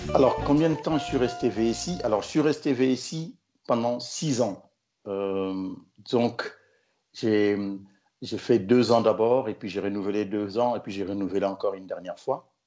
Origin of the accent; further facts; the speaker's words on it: Kinshasa, DR Congo; moved away as an adult; also born or lived in Morocco; now in Tunisia; je suis du Congo Kinshasa